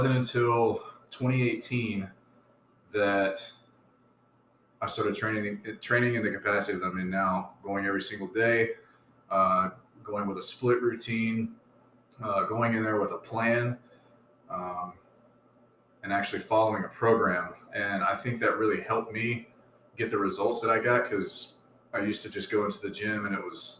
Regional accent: Southeast Alabama, United States; moved away as an adult; also born or lived in Great Lakes / Virginia; now in San Diego, United States; I'm originally from Southeast Alabama. I was born and raised there.

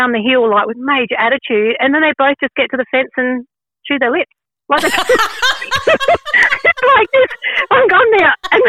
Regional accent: South Australia, Australia; accent: South Australian; So I'm South Australian, so South Australians talk a little bit different, and apparently I can't roll my L's.

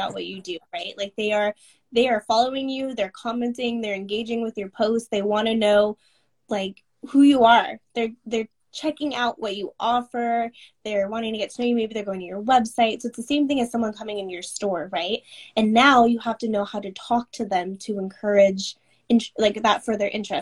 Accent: Seattle, Washington, United States; I'm from Seattle

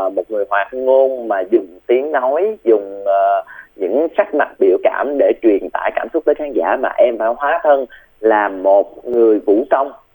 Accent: Bac Lieu, Vietnam; quê em là ở bạc liêu

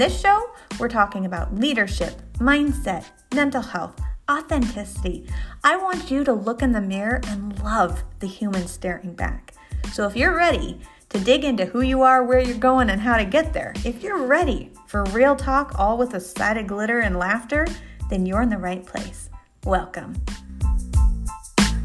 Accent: Northern California, United States; also born or lived in Alaska; I grew up in Northern California a little bit.

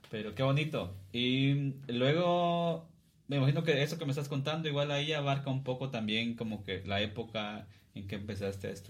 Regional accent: Cuilapa, Santa Rosa, Guatemala; Y yo también soy de acá de Cuilapa.

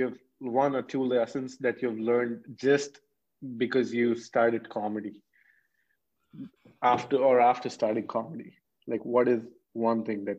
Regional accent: Jaipur, Rajasthan, India; I'm from Jaipur. This is northwest part.

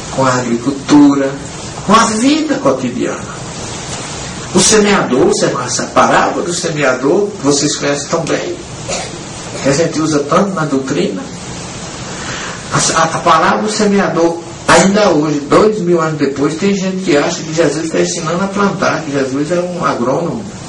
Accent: interior of Paraíba, Brazil; accent: Northeastern (paraibanês); moved away; De repente estou falando um nordestinês aqui, ou, ou paraibanês

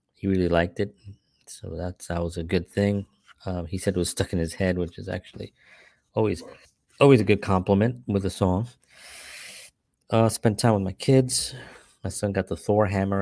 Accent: New York City, New York, United States; growing up in the Bronx

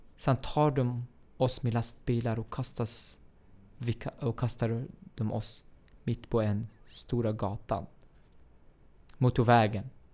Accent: Baniyas, Tartus Governorate, Syria; Swedish is a second language; moved away as an adult; now in Sweden; min hemstad Banjas

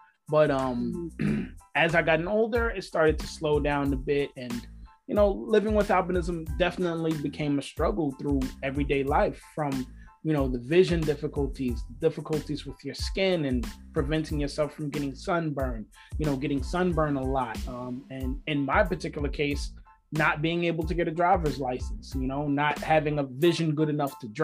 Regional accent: New York, United States; I'm born and raised in New York

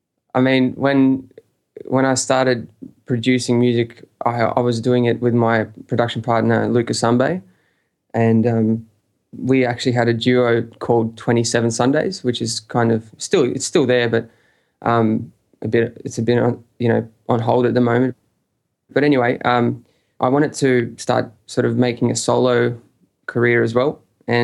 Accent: Sydney, New South Wales, Australia; also born or lived in Russia; originally I'm actually from Russia, and I've been living in Sydney since I was 10

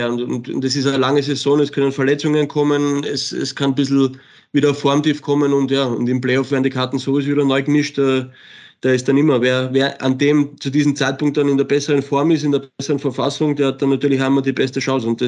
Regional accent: Salzburg, Austria; außer für Salzburg. Das war für mich klar, weil das ist meine Heimat, meine Kinder sind da, meine Frau ist da, wir leben da.

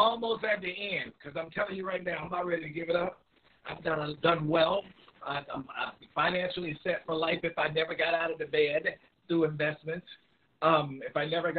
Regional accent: North Carolina, United States; also born or lived in New York; I think we've taken to North Carolina about 3 or 5

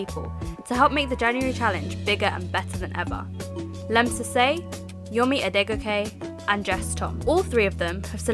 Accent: London, United Kingdom; I'm 21 years old, I'm from London

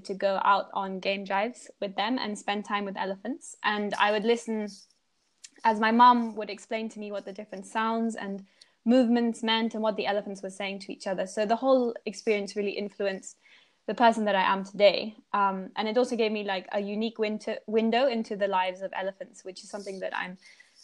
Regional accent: Kenya; also born or lived in Amboseli / Nairobi; I was born and raised in Kenya.

